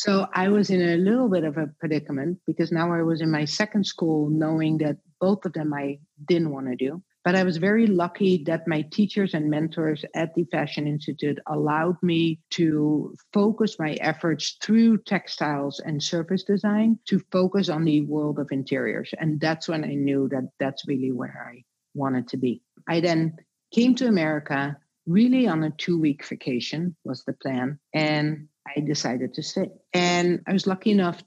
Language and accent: English; Netherlands; moved away; also born or lived in Rotterdam / Amsterdam; So I grew up in a very small town in Holland.